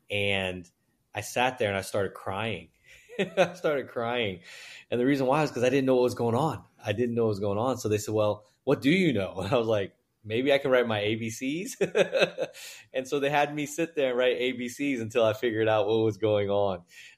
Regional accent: New York, United States; also born or lived in Guangzhou, China; I was born in Guangzhou, China, and my family moved to Hong Kong for a few months and then immigrated into New York. So we were in Manhattan, Chinatown, like a lot of folks.

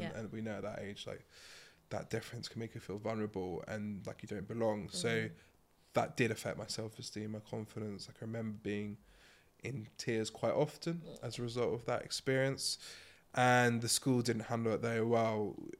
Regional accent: Milton Keynes, South East England, United Kingdom; so I grew up in Milton Keynes and... some people will know it for roundabouts.

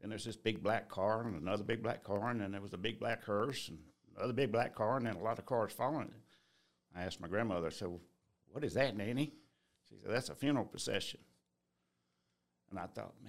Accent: Columbus, Georgia, United States; also born or lived in Blakely, Georgia; About 2 years old, we moved up to Columbus

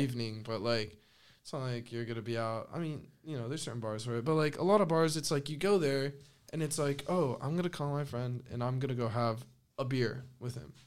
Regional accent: northern Spain, Spain; moved away; I'm from the North

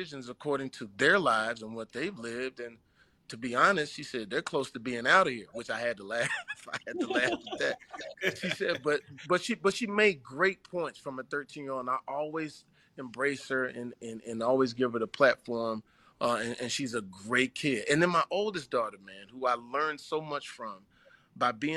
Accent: Terrell, Texas, United States; moved away as an adult; growing up in Terrell, Texas

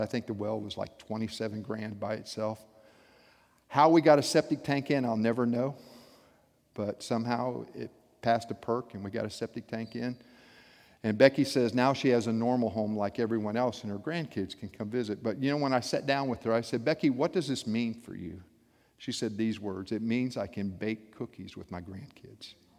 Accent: South Florida, United States; I grew up in South Florida

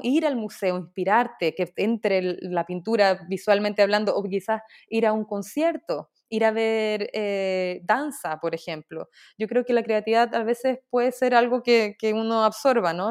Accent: Chile; moved away as an adult; also born or lived in Dubai, United Arab Emirates; now in New York, United States; yo soy eh, artista chilena. Eh, en estos momentos estoy viviendo en Dubái

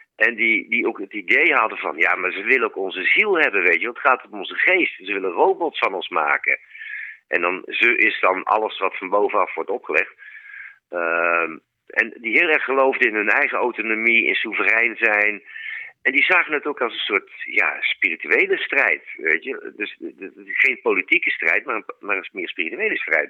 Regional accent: Utrecht, Netherlands; Ik kom dan zelf uit Utrecht, daar heb ik het zien ontstaan

